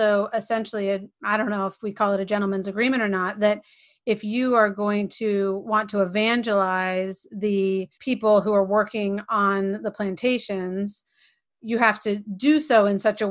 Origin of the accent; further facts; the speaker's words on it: Edenton, North Carolina, United States; growing up in Edenton, North Carolina, which was a small and functionally segregated town